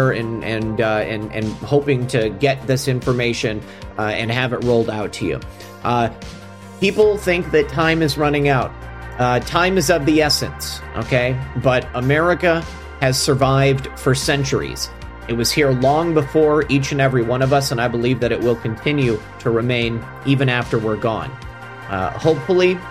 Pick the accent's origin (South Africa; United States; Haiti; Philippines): United States; Florida; in Florida in my home state